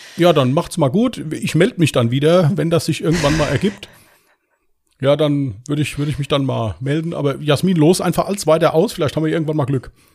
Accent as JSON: {"language": "German", "area": "Westerwald", "region": "Rhineland-Palatinate", "country": "Germany", "said": "Bin aus dem Westerwald"}